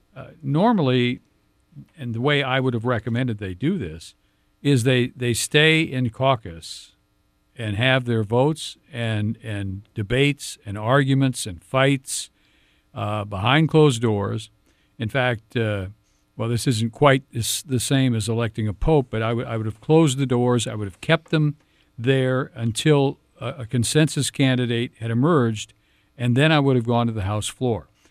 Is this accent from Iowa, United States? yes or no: yes; Cedar Falls, Iowa, United States; I grew up in Cedar Falls, uh, was born and raised in Cedar Falls, went to Cedar Falls High School.